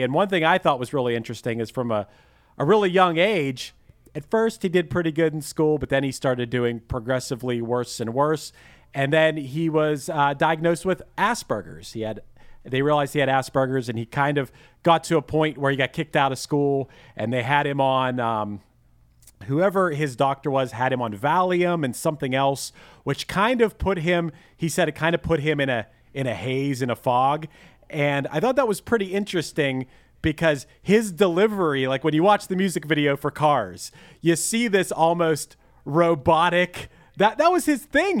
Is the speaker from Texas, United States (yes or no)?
no; Pittsburgh, Pennsylvania, United States; accent: Pittsburgh; my Pittsburgh accent